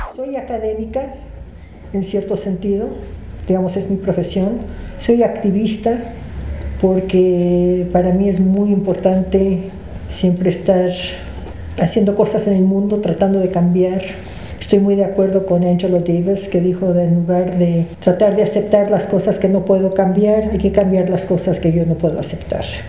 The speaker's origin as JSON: {"language": "Spanish", "country": "Mexico", "tie": "born or raised there", "also_born_or_lived": "Canada", "said": "yo crecí aquí porque mis padres llegaron a México cuando yo tenía seis meses de edad"}